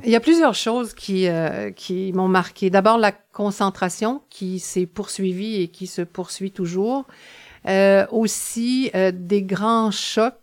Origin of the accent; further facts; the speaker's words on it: La Pocatière, Quebec, Canada; Je suis née à la Pocatière, à la frontière de la côte du Sud et du Bas-Saint-Laurent